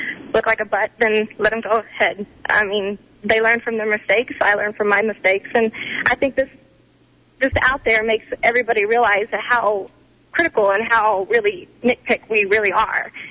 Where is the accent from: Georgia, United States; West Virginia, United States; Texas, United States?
Texas, United States; now in Colorado, United States; I was born and raised in Texas